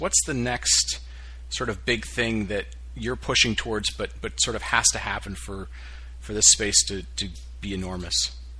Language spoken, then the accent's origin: English; Detroit, Michigan, United States; I grew up around Detroit